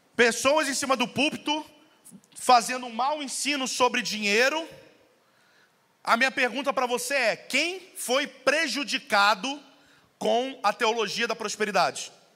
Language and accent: Portuguese; Rio de Janeiro, Brazil; moved away; eu vim do Rio